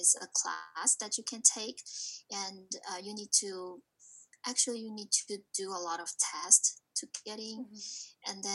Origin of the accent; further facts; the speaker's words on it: China; moved away as an adult; now in New Jersey, United States; I'm from China, and I came here 2015